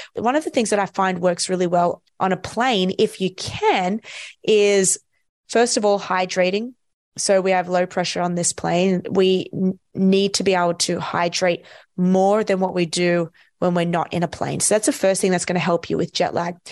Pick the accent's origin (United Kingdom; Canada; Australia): Australia; I'm from Australia